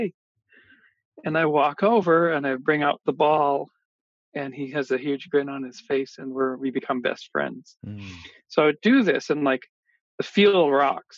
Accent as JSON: {"language": "English", "town": "Kamloops", "region": "British Columbia", "country": "Canada", "tie": "born or raised there", "said": "when I was growing up in Kamloops, BC in mid-70s"}